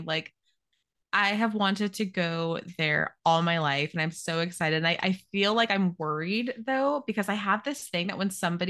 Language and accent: English; Arizona, United States; accent: country twang; I'm from Arizona, so if anything, I'm supposed to have like a little bit of a country twang.